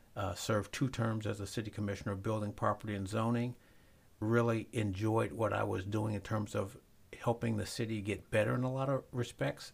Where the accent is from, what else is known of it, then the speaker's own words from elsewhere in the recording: Zion, Illinois, United States; moved away; Not only did I move back to Zion, I became the mayor and I live in the house I grew up